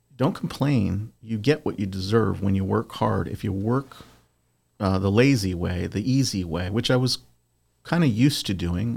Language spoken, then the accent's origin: English; Southern California, United States; I'm originally from Southern California